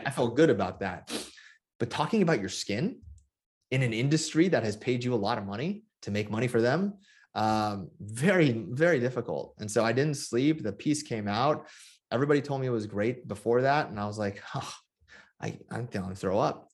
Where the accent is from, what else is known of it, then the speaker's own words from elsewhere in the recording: Bay Area, California, United States; my hometown, um, in the Bay Area